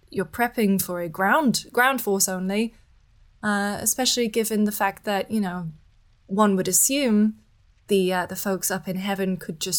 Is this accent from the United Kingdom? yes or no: yes; United Kingdom; being British, we uh, we we do have a unique position